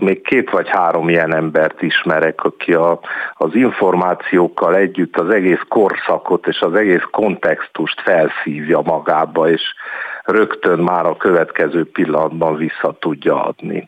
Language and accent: Hungarian; Cluj-Napoca, Cluj County, Romania; moved away; én Kolozsváron születtem, és éltem sokáig